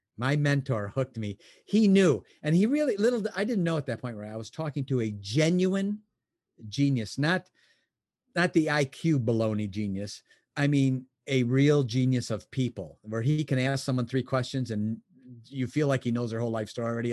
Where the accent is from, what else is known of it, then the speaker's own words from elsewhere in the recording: Chicago, Illinois, United States; now in Michigan, United States; I was born in Chicago. I live in Michigan now